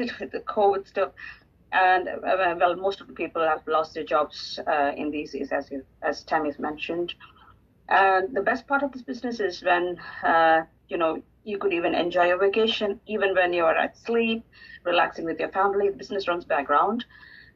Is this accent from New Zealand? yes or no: no; South India, India; I'm basically from South India